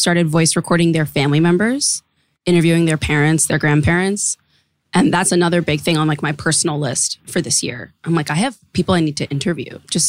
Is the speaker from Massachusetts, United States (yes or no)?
yes; Boston, Massachusetts, United States; moved away; Boston was a really weird place, honestly, to grow up being a hyphenated person.